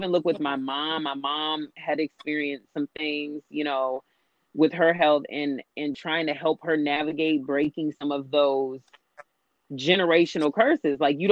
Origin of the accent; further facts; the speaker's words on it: California, United States; also born or lived in the South; just how we were raised in California